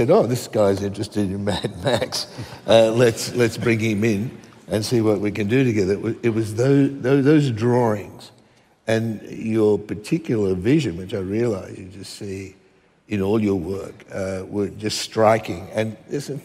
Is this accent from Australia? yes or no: yes; Western Queensland, Australia; I was one of those kids growing up in Queensland where comics were illicit.